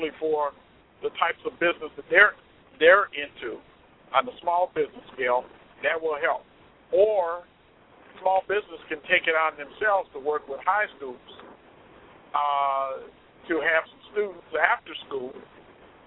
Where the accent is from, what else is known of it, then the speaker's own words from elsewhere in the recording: Cleveland, Ohio, United States; moved away as an adult; now in Chicago, United States; I am from originally from Cleveland, Ohio